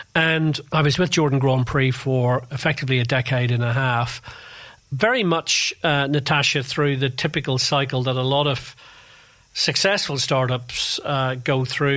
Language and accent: English; Belfast, Northern Ireland, United Kingdom; moved away as an adult; also born or lived in London; So I come from Northern Ireland. I was born in Belfast. I went to university there